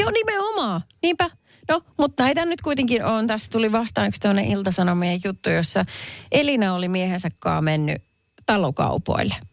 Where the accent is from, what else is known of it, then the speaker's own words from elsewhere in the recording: Perniö, Southwest Finland, Finland; moved away; tuolla mun kotiseudulla Varsinais-Suomen Perniössä